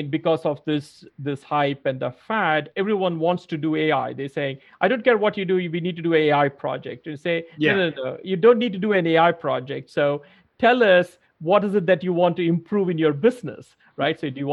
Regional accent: India; moved away; also born or lived in Australia / New York; I had not seen much of snow growing up in India and then in Australia.

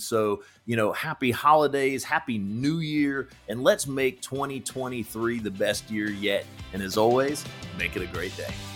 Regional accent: Georgia, United States; moved away as an adult; now in Fort Mill, United States; I grew up in Georgia

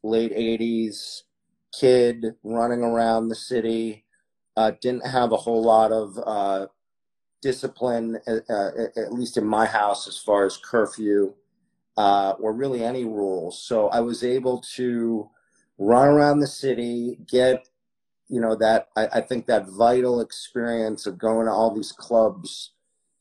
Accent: New York City, New York, United States; also born or lived in Miami Beach, Florida; I was born in Miami Beach. I think my mother wanted to birth me in some warmer weather, having been born in February. Very soon thereafter, ended up in New York City

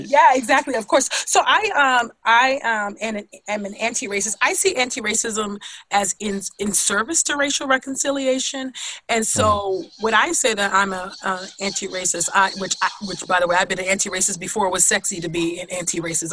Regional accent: California, United States; growing up in California

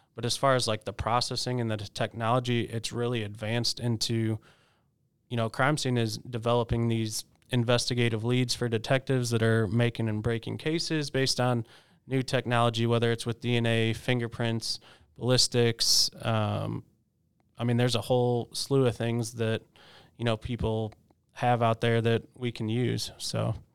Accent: Chicago, Illinois, United States; moved away; also born or lived in West Virginia / Washington, D.C.; I did grow up in Chicago

